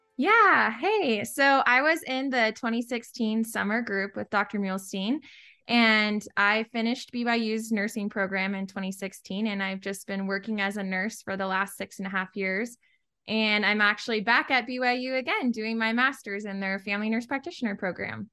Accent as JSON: {"language": "English", "region": "Virginia", "country": "United States", "moved": "yes", "said": "I'm originally from Virginia on the East Coast, just a little town about forty-five minutes southwest of D C"}